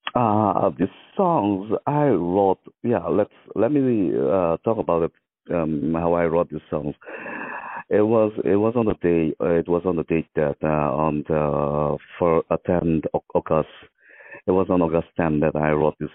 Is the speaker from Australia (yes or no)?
no; Mizoram, India; I'm from the northeast uh, Mizoram, born and brought up in the Mizoram